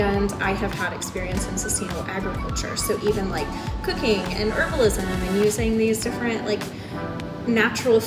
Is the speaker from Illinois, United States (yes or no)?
yes; Springfield, Illinois, United States; moved away as an adult; also born or lived in El Salvador / Costa Rica / Texas / Michigan; I grew up in Springfield, but I moved away like a million times